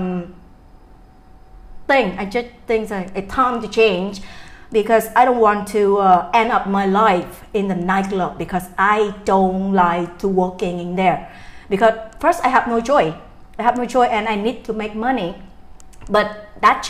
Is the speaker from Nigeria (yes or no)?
no; Da Nang, Vietnam; I'm from Da Nang. Da Nang is my hometown.